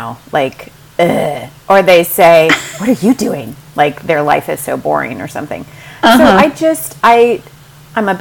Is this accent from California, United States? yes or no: yes; Huntington Beach, California, United States; also born or lived in Mission Viejo / Dallas; I'm a Southern California native, and I grew up in Huntington Beach